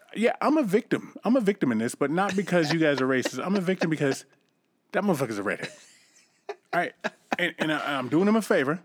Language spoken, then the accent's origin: English; East Coast, United States; moved away; I'm from the East Coast